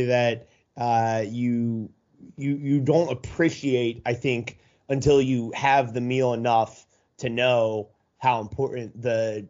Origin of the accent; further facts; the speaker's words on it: Philadelphia, Pennsylvania, United States; I grew up in the Philly area, and so I've had my fair share of cheesesteaks